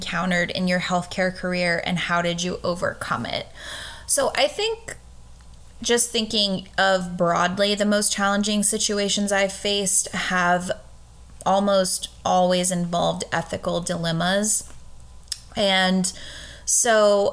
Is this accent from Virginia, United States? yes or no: yes; just outside of Richmond, Virginia, United States; I grew up in Virginia, and I think when a lot of people hear Virginia, like they immediately think of Northern Virginia, and I grew up just outside of Richmond